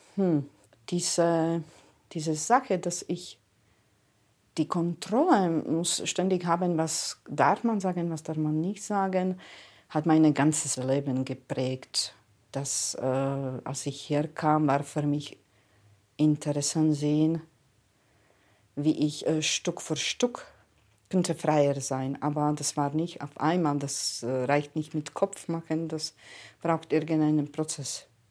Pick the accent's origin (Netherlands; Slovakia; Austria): Slovakia; Prešov; German is a second language; now in Germany; Ich bin geboren im Ostslowakei. Meine Kindheit ist eigentlich in Erinnerung mit den russischen Tanken verbindend